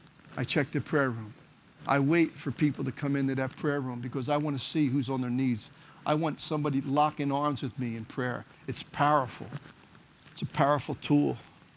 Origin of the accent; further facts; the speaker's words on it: Philadelphia, Pennsylvania, United States; I was born and raised in Kensington, ran the streets of Kensington.